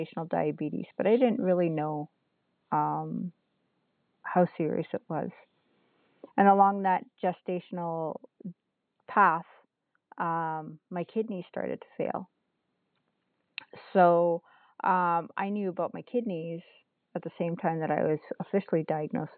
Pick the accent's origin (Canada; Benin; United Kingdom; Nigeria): Canada; North Bay, Ontario; I am from Nipissing First Nation, which is just outside of North Bay, Ontario, in northeastern Ontario. And I live right on the lake